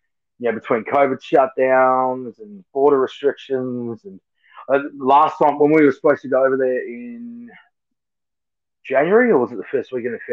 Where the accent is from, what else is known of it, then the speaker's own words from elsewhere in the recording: Adelaide, South Australia, Australia; I grew up and been in Adelaide my whole South Australia my whole life, so I love it.